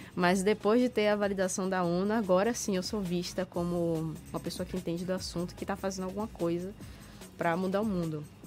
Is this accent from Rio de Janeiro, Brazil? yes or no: no; Salvador, Bahia, Brazil; eu ser nascido e criado em Salvador